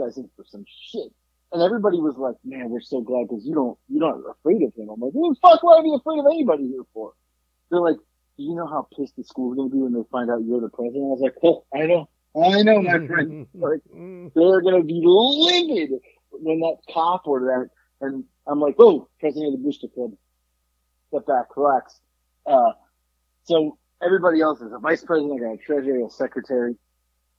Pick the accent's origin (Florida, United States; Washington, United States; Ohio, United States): Florida, United States; South; moved away; also born or lived in Sacramento, California; I grew up in Florida. She said, oh, where? I said, South Florida